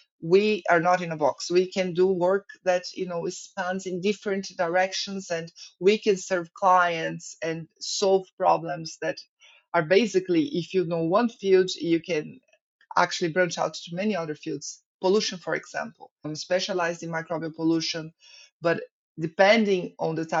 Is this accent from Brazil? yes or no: yes; Brazil; moved away as an adult; also born or lived in Ireland; as a Brazilian studying abroad